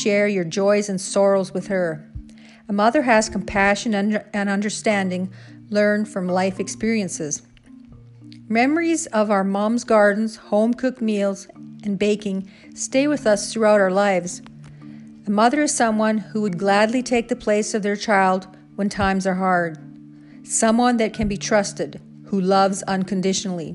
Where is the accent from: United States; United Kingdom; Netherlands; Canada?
Canada; Canadian Prairies; growing up on the Canadian prairies